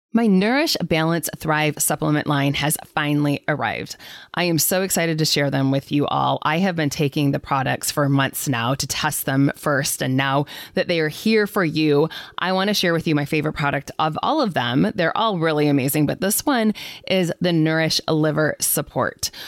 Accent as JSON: {"language": "English", "region": "Midwest", "country": "United States", "said": "I'm from the Midwest here"}